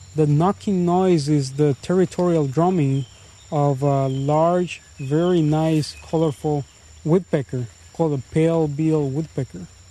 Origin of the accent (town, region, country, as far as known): Puerto Viejo, Heredia, Costa Rica; born or raised there